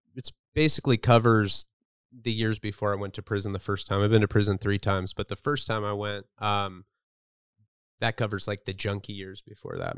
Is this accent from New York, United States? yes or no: no; Santa Barbara, California, United States; I grew up in Santa Barbara, California